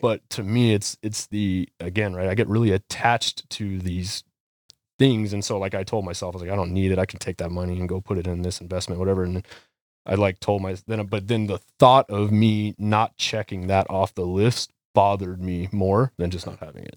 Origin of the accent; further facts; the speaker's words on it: Las Vegas, Nevada, United States; moved away; also born or lived in Maricopa, Arizona; I grew up in Las Vegas, Nevada